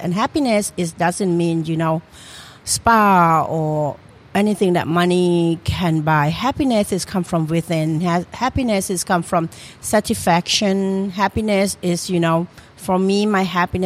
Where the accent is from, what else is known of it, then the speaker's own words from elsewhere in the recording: Trang, Thailand; moved away as an adult; now in Philadelphia, United States; I come from Trang, okay. The southern part of Thailand